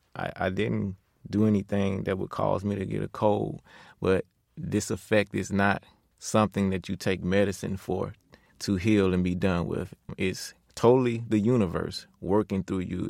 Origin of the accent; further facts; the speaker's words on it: Pensacola, Florida, United States; moved away; also born or lived in Georgia; Born and raised in Pensacola, Florida, I moved to Georgia in 2002.